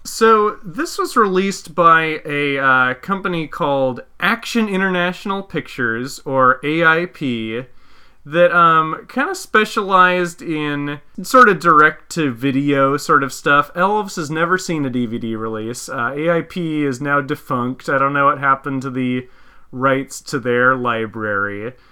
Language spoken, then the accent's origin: English; Visalia, California, United States; one of the mom and pop video rental stores in my hometown, Visalia, was closing down